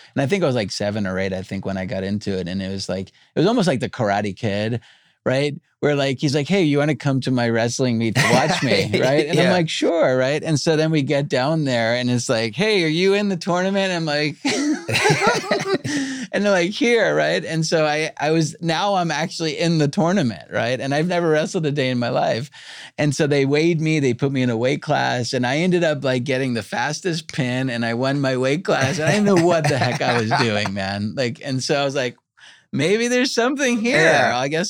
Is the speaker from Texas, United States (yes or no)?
no; New York, United States; now in Los Angeles, United States; I grew up eating pizza in New York.